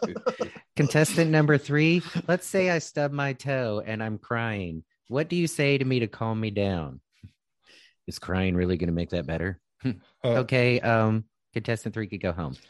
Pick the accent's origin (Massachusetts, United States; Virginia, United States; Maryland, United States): Virginia, United States; growing up in Virginia